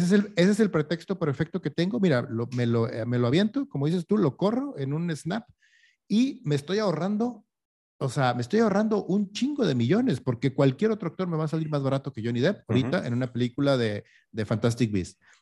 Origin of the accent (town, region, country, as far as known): Mexico